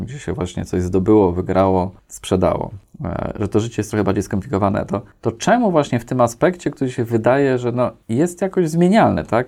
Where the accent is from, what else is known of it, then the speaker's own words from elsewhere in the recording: Warsaw, Masovian Voivodeship, Poland; jestem urodzony w Warszawie